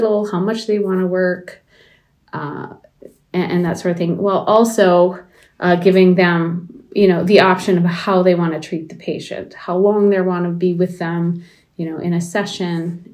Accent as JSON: {"language": "English", "town": "Baraga", "region": "Michigan", "country": "United States", "tie": "born or raised there", "said": "I grew up in Baraga"}